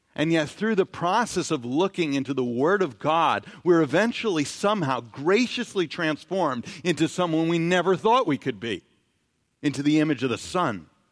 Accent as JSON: {"language": "English", "town": "New York City", "region": "New York", "country": "United States", "tie": "born or raised there", "said": "growing up in New York City"}